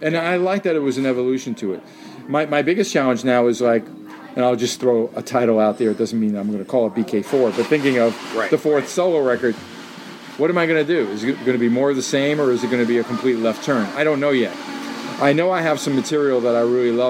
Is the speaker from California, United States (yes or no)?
no; New York City, New York, United States; who I grew up with on in Jackson Heights, where I lived then in Queens